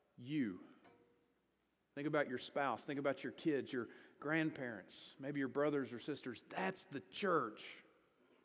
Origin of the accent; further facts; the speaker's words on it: Greenville, South Carolina, United States; also born or lived in Louisville, Kentucky; now in Salt Lake City, United States; I grew up in Greenville, South Carolina.